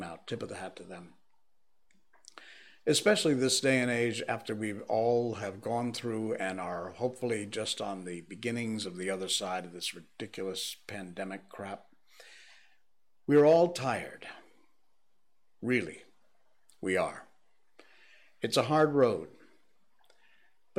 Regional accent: Cornwall, Connecticut, United States; moved away; growing up in Cornwall, Connecticut

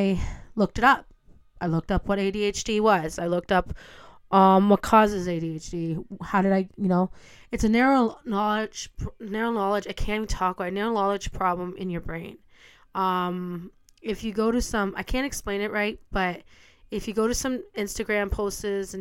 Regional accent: Ontario, Canada; I'm from Canada

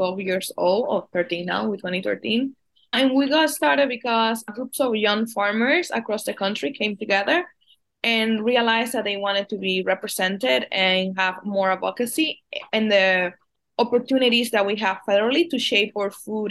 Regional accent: Dominican Republic; now in United States; I was born and raised in the Dominican Republic in a really agrarian community in the Dominican Republic

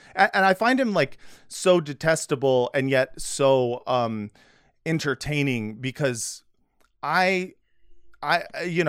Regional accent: United States; I'm from America.

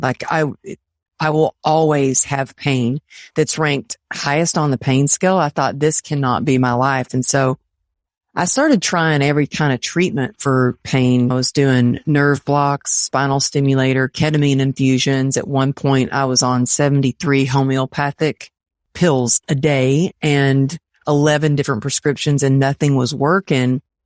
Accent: Texas, United States; I grew up in Texas with my family

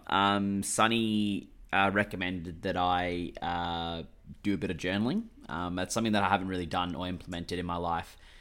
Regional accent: Australia; I'm Australian, mate, one hundred percent.

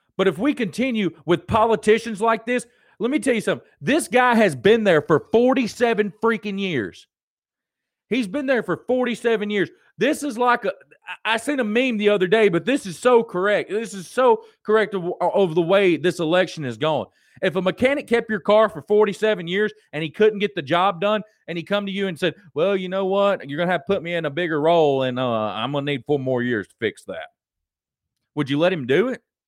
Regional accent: United States; I'm an American.

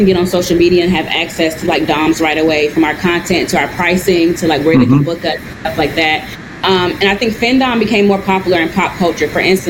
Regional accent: North Carolina, United States; now in New York, United States; Yeah, so I've been living in New York now for 5 years. I moved here from the South, from North Carolina.

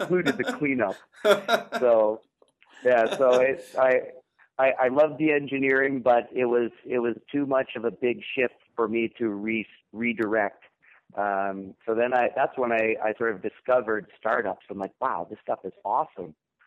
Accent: Lexington, Massachusetts, United States; moved away as an adult; also born or lived in Ithaca, New York; I was born in the Boston area, a little town called Lexington, Massachusetts.

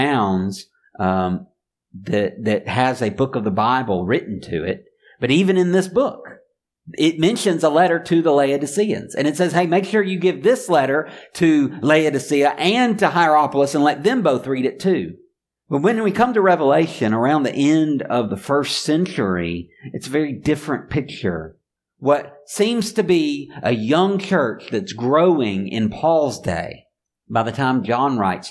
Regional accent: Mobile, Alabama, United States; I grew up in Mobile, and not too far away, about an hour drive, is Pensacola, Florida.

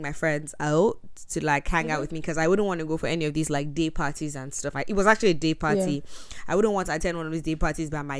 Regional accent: Nigeria; I'm Nigerian. I'm proud of my culture

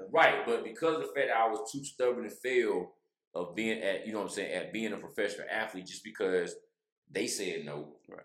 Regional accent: Laurinburg, North Carolina, United States; moved away; somebody from Laurinburg, North Carolina, who's from the gutter, has made it out

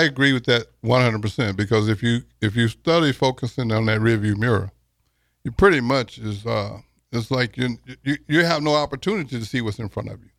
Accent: Texas, United States; I'm from Texas

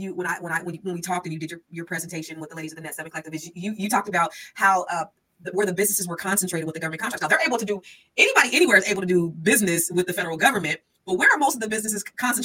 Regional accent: San Jose, California, United States; I'm from San Jose, and I'm sorry for interrupting. I'm from San Jose, right?

